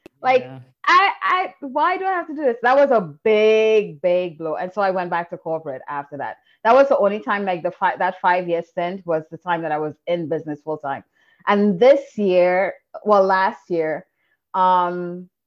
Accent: Trinidad & Tobago; I'm from Trinidad, where failure is like unacceptable

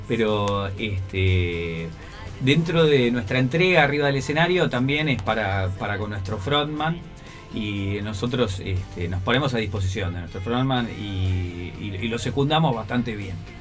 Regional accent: Adrogué, Buenos Aires Province, Argentina; moved away as an adult; also born or lived in Turdera; now in Boulogne, Argentina; Soy de Adrogué

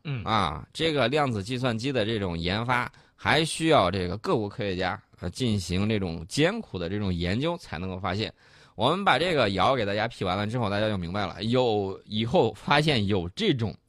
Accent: China; 我们中国人探索太空的这种梦想和精神

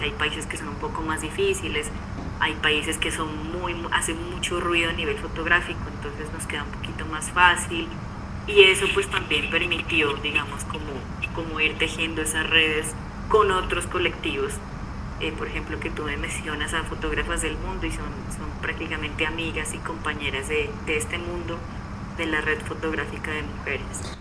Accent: Pasto, Nariño, Colombia; yo vengo de Pasto

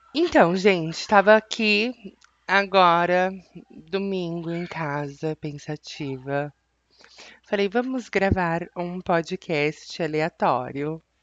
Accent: Brazil; Je suis brésilienne, sou brasileira e eu não tô no United States

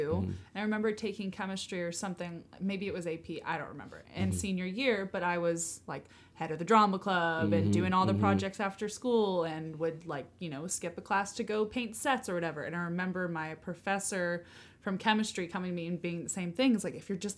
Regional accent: California, United States; now in New York, United States; we're all from California

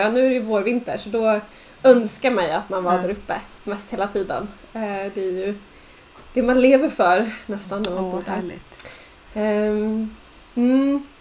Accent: Jämtland, Sweden; jag är uppväxt i Jämtland. Av någon anledning så när man kommer från Jämtland så är det väldigt viktigt, så här, viktig del av ens identitet att säga att man är från Jämtland.

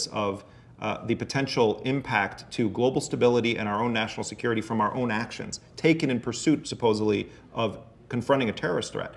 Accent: United States; as an American, going to multiple countries

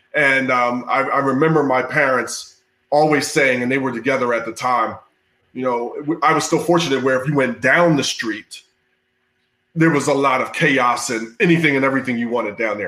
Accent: Philadelphia, Pennsylvania, United States; I grew up in inner city Philly

